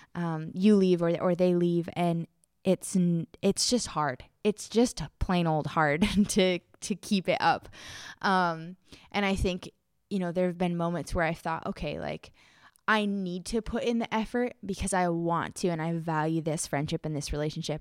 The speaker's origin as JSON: {"language": "English", "country": "United States", "moved": "as an adult", "lives_now": "Czech Republic", "said": "so I'm an American"}